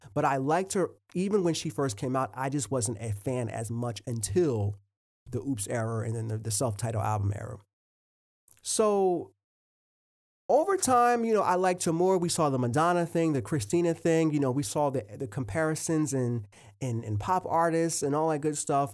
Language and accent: English; Willingboro, New Jersey, United States; also born or lived in Port Richmond, Philadelphia, Pennsylvania; I was born in Port Richmond, Philadelphia, um, and then a, at about age four, I moved to Willingboro, New Jersey, and that's a, that's the suburbs.